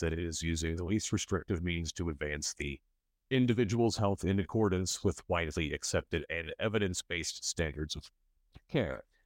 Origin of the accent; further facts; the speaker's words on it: Michigan City, Indiana, United States; now in Bloomington, United States; In northwest Indiana, my hometown of Michigan City